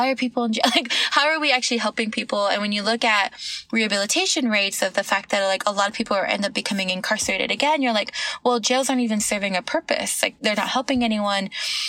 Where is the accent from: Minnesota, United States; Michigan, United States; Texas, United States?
Texas, United States; also born or lived in California / New York City; I grew up in Texas, okay, but cool. Born in California. The longest I've ever lived in one place is New York City, but we bounced around a lot.